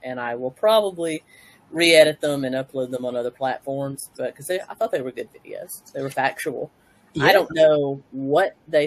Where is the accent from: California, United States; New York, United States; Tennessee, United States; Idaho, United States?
Tennessee, United States; I hail from Tennessee, USA.